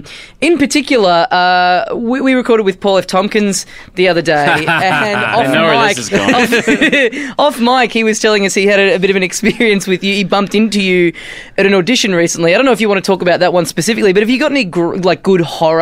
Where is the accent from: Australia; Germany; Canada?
Australia